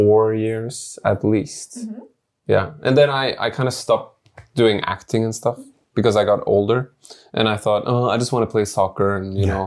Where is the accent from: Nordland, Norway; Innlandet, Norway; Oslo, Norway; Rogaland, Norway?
Oslo, Norway; moved away as an adult; now in Japan; So I am Norwegian. I come from Norway. It's a small country, Northern Europe.